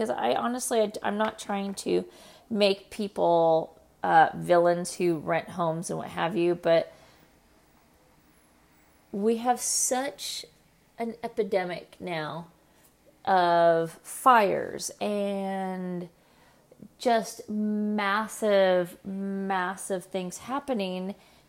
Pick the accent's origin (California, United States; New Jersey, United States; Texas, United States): California, United States; we're going to talk about the stuff that's going on right here in my home state, California.